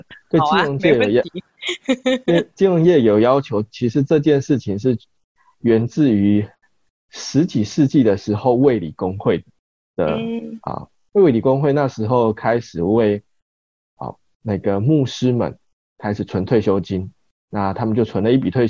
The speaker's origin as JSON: {"language": "Chinese", "region": "Kaohsiung", "country": "Taiwan", "tie": "born or raised there", "said": "因为高雄是一个。是我们的长大的地方，"}